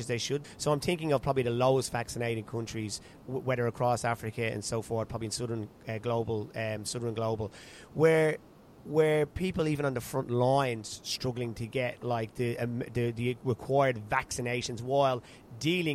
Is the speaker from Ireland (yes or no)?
yes; Ireland; now in Australia; I'm in Australia, Irish background, so you're kind of keeping an eye on what's happening back in my home country of Ireland